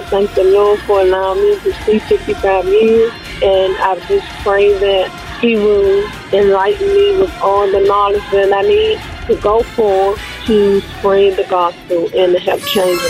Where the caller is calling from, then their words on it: Temple Hills, Maryland, United States; I'm calling from Temple Hills, Maryland. And I'm shouting out to myself a happy 55th birthday to myself.